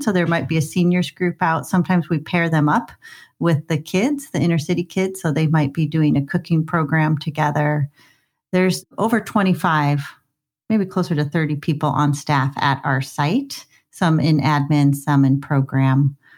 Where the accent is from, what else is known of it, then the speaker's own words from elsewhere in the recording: Scottsdale, Arizona, United States; now in Vancouver, Canada; I grew up in Scottsdale, Arizona, in the suburbs